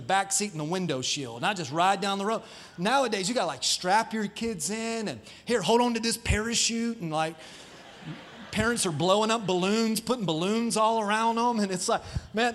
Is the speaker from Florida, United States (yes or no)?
yes; Dover, Florida, United States; I grew up in Dover, Florida